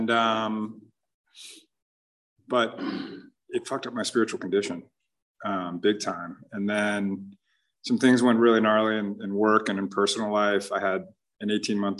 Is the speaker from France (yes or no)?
no; South Orange County, California, United States; I was born and raised here in South Orange County